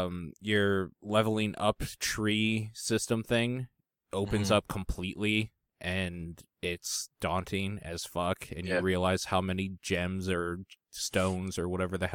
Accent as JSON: {"language": "English", "country": "Canada", "said": "And I'm wondering if it's because I'm Canadian, like in Canada."}